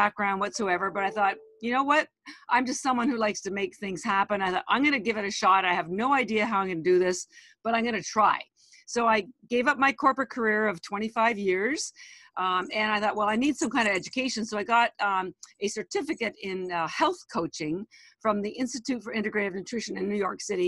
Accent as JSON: {"language": "English", "country": "Canada", "moved": "as an adult", "lives_now": "Boston, United States", "said": "I am Canadian, but I've lived in Boston, Massachusetts for 33 years. I moved here after I did my MBA"}